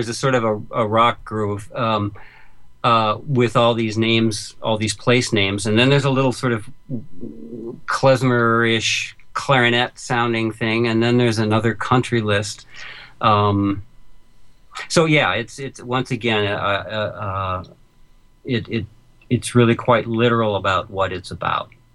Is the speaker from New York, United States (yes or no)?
yes; New York City, New York, United States; I'm a New Yorker